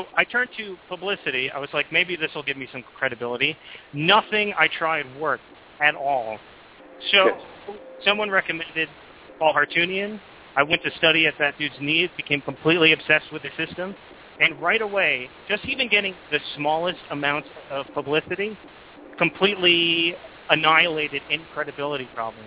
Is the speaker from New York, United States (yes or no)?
yes; New York, United States; moved away; also born or lived in Roswell, New Mexico; I'm originally from New York